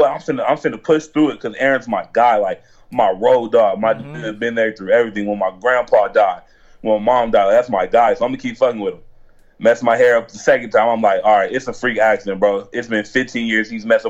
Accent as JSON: {"language": "English", "region": "Nebraska", "country": "United States", "tie": "born there", "lives_now": "Tucson, United States", "said": "No, I was born in Nebraska."}